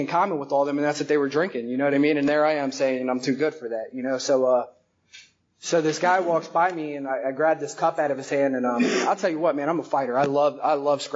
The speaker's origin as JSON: {"language": "English", "town": "Tampa", "region": "Florida", "country": "United States", "tie": "born or raised there", "also_born_or_lived": "Philadelphia, Pennsylvania", "said": "I moved down to Tampa from Philly when I was like 7 years old."}